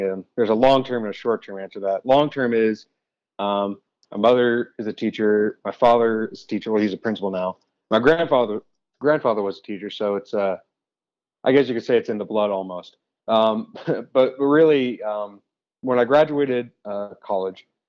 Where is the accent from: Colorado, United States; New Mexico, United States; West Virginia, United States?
Colorado, United States; came back to Colorado. I grew up in Colorado.